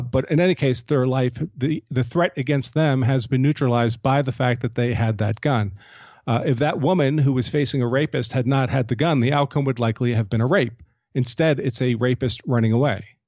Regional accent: United States; I'm an American gun owner

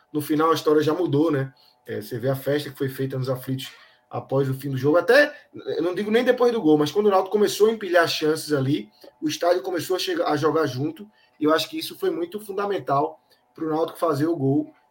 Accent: Rio Grande do Sul, Brazil; accent: gaúcho; Eu acho que é o sotaque gaúcho, e o sotaque pernambucano, nordestino, na verdade, e o gaúcho são sotaques muito

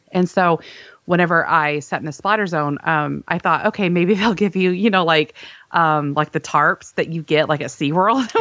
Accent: Texas, United States; we're from Texas, you

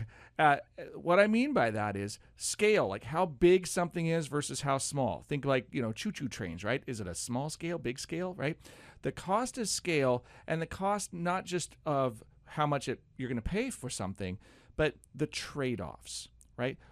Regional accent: United States

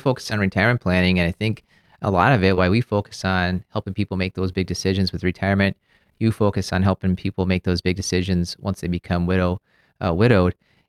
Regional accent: Maryland, United States; I'm out from Maryland, mostly originally, with my dad being from the military

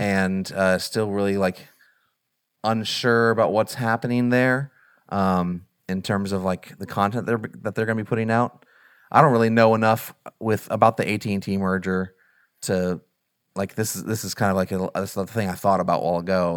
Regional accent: Southern Illinois, United States; growing up in Southern Illinois, where there's literally nothing

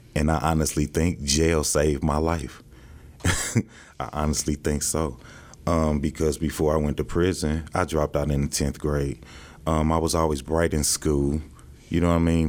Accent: St. Louis, Missouri, United States; moved away as an adult; now in Kansas City, United States; I'm from St. Louis, Missouri.

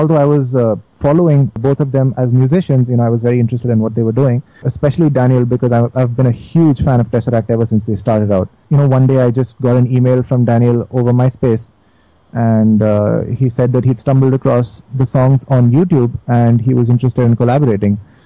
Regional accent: Delhi, India; I'm from Delhi

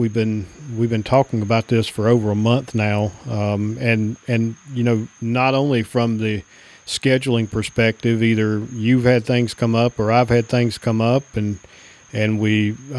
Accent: North Carolina, United States; I grew up in North Carolina, and we had to drive all the way to the western part of the state

